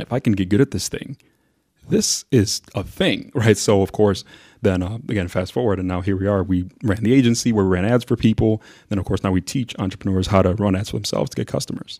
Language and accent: English; Mount Prospect, Illinois, United States; also born or lived in Zambia; growing up in Mount Prospect